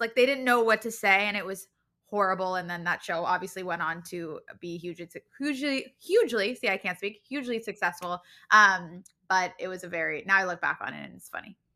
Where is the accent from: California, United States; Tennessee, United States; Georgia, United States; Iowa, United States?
California, United States; Los Angeles; I grew up in Los Angeles.